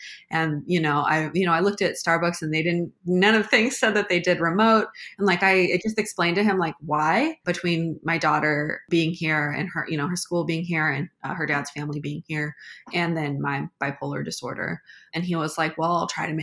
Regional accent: Seattle, Washington, United States; also born or lived in St. Louis area; now in St. Louis, United States; I'm from Seattle

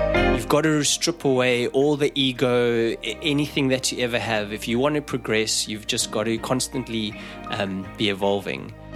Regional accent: South Africa; moved away; I grew up in South Africa

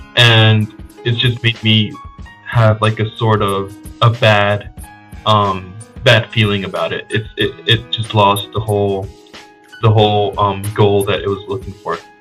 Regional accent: Connecticut, United States; also born or lived in Dominican Republic; I was born outside of the U.S. in the Dominican Republic, and I moved to the U.S. when I was young, and I grew up in Connecticut

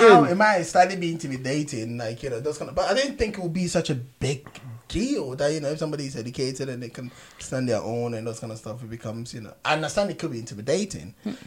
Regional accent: Ghana; moved away; when I grew up in Ghana

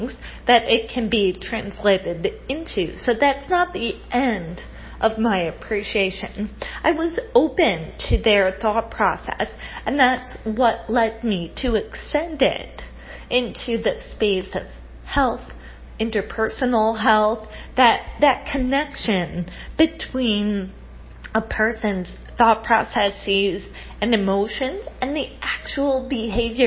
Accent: United States; now in Rio de Janeiro, Brazil; I come from the United States of America

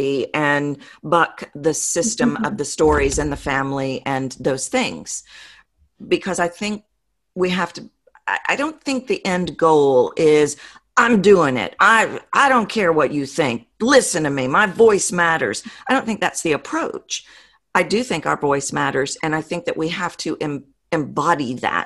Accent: the South, United States; accent: Southern; I'm from the South, as your audience has probably figured out from my accent.

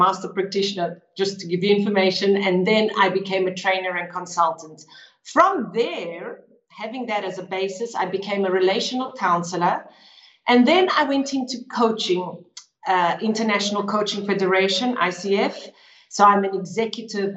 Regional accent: Johannesburg, Gauteng, South Africa; now in Lugano, Switzerland; I was born in Johannesburg, South Africa. But now I live in the beautiful town of Lugano in Switzerland.

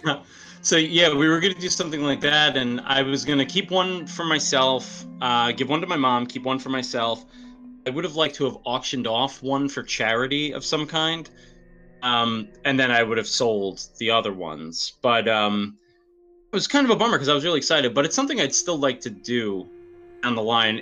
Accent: New York, United States; I'm from New York

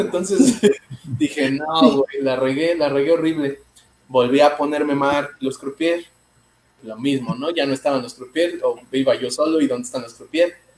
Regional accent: Mexico City, Mexico; Soy de la Ciudad de México

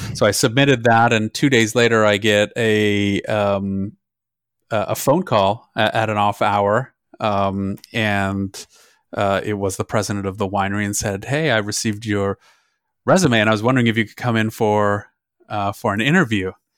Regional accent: German-speaking Switzerland, Switzerland; now in Napa, United States; I grew up in the German speaking part of Switzerland

